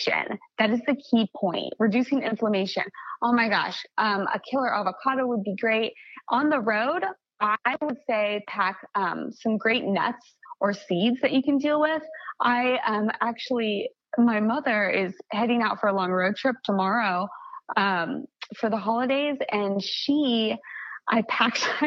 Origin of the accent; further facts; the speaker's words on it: Kansas, United States; moved away; I'm from Kansas originally